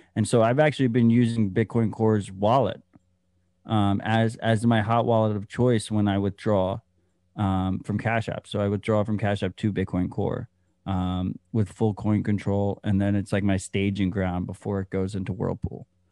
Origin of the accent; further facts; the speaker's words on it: United States; as an American